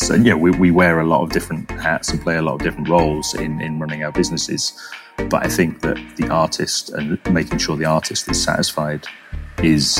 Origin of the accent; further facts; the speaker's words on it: London, United Kingdom; moved away as an adult; also born or lived in Florence, Italy / Bangalore, India; somebody growing up in London